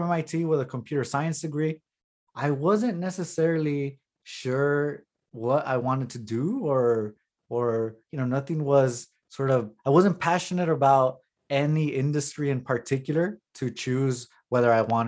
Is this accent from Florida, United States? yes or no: no; Los Angeles, California, United States; moved away as an adult; also born or lived in Cambridge, Massachusetts; I grew up in the East San Fernando Valley of Los Angeles.